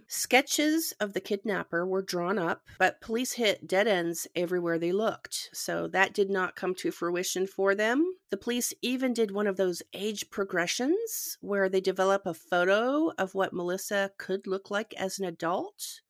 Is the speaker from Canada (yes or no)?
yes; Canada; moved away; I'm originally from Canada